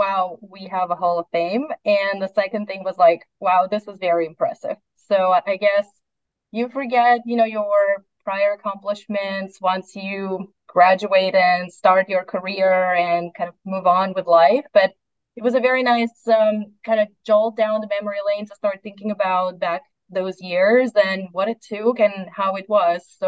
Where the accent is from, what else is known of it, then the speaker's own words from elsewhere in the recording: Russia; moved away as an adult; also born or lived in Iowa / Chattanooga; I'm originally from Russia